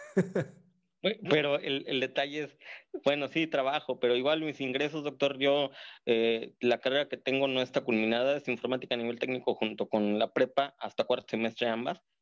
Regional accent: Mexico; De México. Le hablo de Ciudad Bien

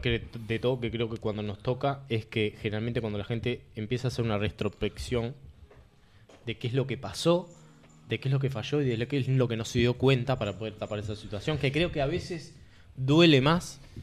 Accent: Uruguay; el índice de suicidios que tenemos nosotros como sociedad uruguaya

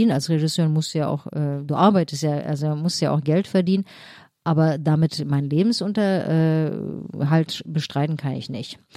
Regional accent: Berlin, Germany; Äh, also war dogmatisch, fanatisch äh, als äh, Berlinerin

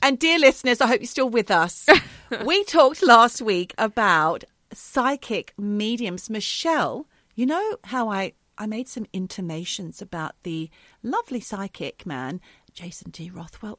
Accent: Australia; moved away; We're Australian, but we both live in different countries now.

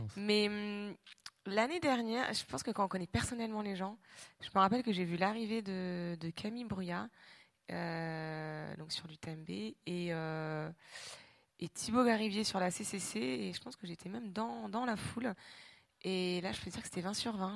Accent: Normandy, France; moved away as an adult; also born or lived in Réunion; je suis normande, effectivement, et que finalement, euh, j'ai vécu 25 ans de ma vie en Normandie

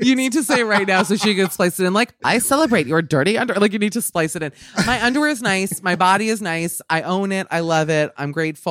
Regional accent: New York, United States; I'm from New York

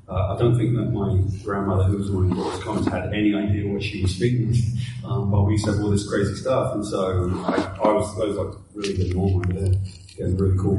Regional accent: United Kingdom; One of the things with me is so growing up in Great Britain, we're not worried about horror.

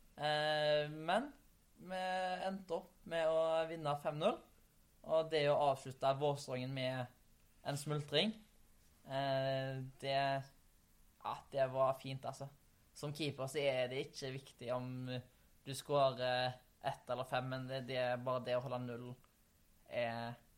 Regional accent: Haugesund, Rogaland, Norway; moved away; hjemme i Haugesund

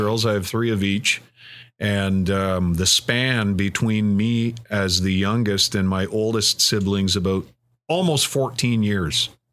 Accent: Cobourg, Ontario, Canada; I grew up in the Coburg area

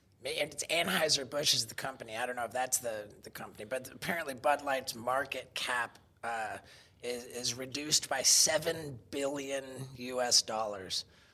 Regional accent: England, United Kingdom; born there; Well, you see, I was born in England, which makes me British.

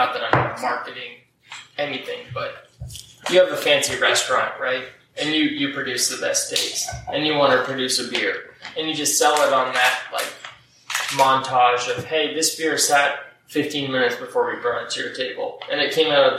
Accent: East Coast, United States; I've known Founders, and I'm from the East Coast.

